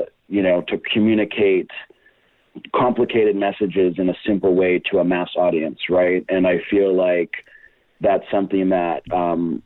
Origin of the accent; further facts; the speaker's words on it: Brazil; moved away as an adult; also born or lived in Boston, Massachusetts, United States / San Francisco, United States; now in Los Angeles, United States; And then when I was 8 years old, we moved to Brazil. So I lived most of my life in Brazil up until 24